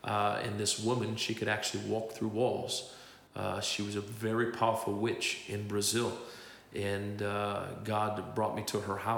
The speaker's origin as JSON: {"language": "English", "town": "Tlajomulco de Zuniga", "region": "Jalisco", "country": "Mexico", "tie": "born or raised there", "said": "arrested them in my hometown of Tlajomulco de Zuniga in Mexico"}